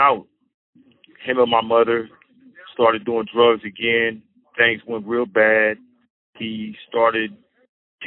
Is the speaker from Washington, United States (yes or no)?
no; Sacramento, California, United States; I was born in 1972 in Sacramento, California, to a single mother